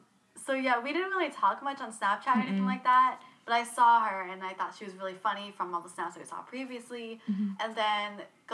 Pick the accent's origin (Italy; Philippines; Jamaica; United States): United States; Charleston, South Carolina; also born or lived in Bremerton, Washington / England; I've lived in Charleston almost my entire life. I moved here whenever I was 5. I was born in Seattle and then moved, well, Bremerton